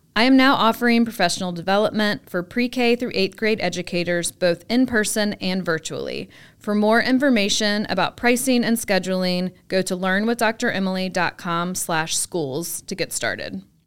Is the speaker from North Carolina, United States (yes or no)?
yes; North Carolina, United States; In my home state of North Carolina